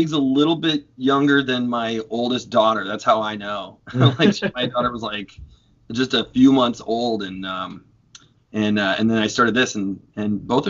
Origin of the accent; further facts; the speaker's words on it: near Chicago, Illinois, United States; also born or lived in Virginia; now in St. Louis, United States; I grew up near Chicago